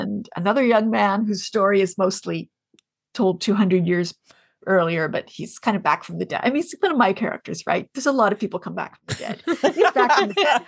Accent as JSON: {"language": "English", "region": "Ontario", "country": "Canada", "tie": "born or raised there", "said": "I grew up in Ontario"}